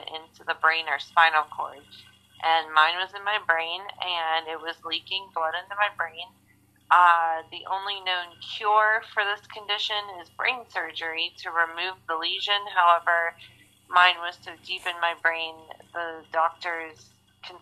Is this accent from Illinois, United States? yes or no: no; Pittsburgh, Pennsylvania, United States; I've been born and raised in the Pittsburgh area